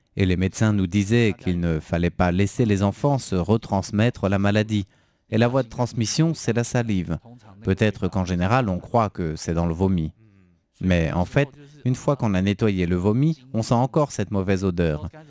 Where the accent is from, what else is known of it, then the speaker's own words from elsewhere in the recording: Taipei, Taiwan; viens de euh, Taipei. Je suis un authentique euh, taipéien depuis la naissance